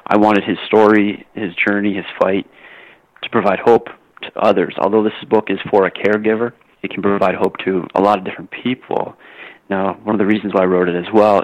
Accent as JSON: {"language": "English", "country": "Canada", "tie": "born or raised there", "said": "when I was younger, growing up in Canada, as every Canadian boy does, you play hockey"}